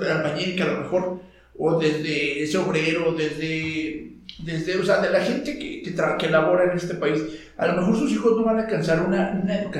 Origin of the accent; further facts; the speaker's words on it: Mexico; Me formó como ciudadano, como mexicano